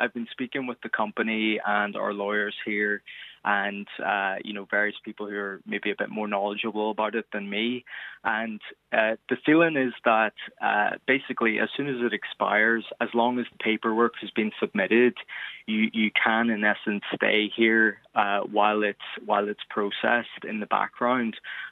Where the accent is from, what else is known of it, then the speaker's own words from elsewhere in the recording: Derry, Northern Ireland, United Kingdom; moved away as an adult; now in New York, United States; I'm from Derry originally, so I'm here on an Irish passport